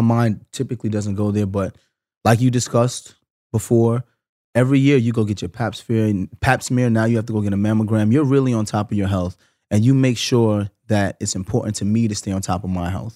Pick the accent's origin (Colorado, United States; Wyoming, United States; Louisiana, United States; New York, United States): New York, United States; I'm from New York